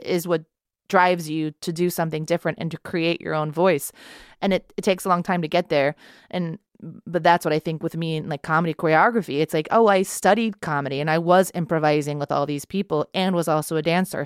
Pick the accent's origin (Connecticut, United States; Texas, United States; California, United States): Texas, United States; moved away; I grew up in Texas, or I'm from Texas